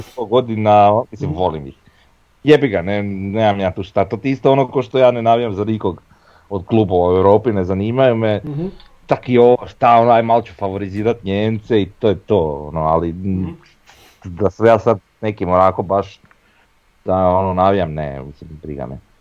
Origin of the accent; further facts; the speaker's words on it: Croatia; ja sam Hrvat